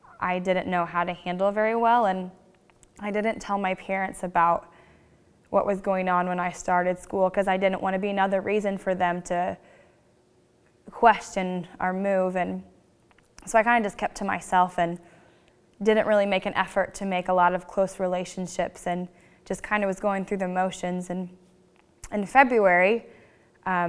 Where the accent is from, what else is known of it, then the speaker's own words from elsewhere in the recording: St. Joseph, Missouri, United States; also born or lived in Washington, Missouri; I grew up in St. Joseph, Missouri, near Kansas City